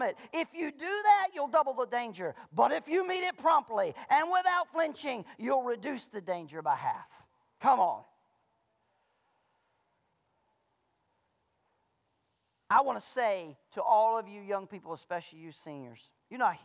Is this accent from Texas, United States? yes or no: no; Malone, Florida, United States; now in Centreville, United States; I grew up in Malone, Florida